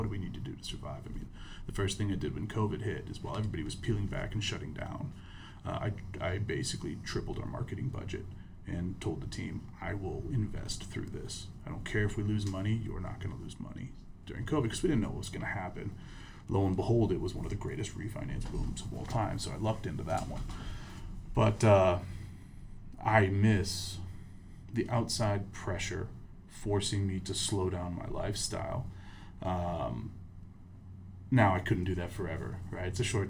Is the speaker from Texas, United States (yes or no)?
no; Michigan, United States; born there; also born or lived in Italy; Yeah, so I was born in Michigan, moved all over the U.S., lived in Europe for a while.